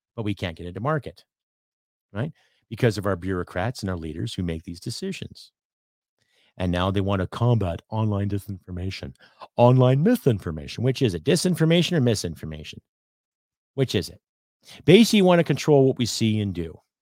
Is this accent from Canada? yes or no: yes; Canada; I'm a Canadian